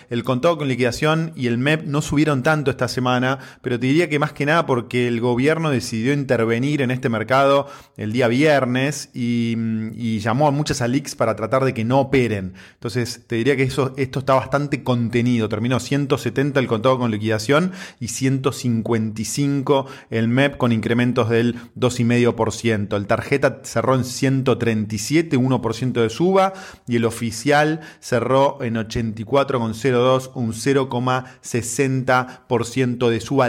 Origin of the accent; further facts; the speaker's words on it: Argentina; así es nuestro país.